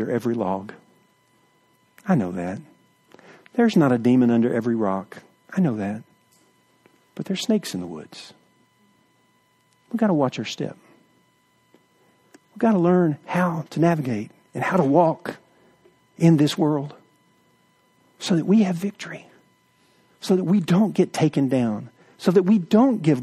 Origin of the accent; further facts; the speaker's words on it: East Texas, United States; We grew up in East Texas in the woods hunting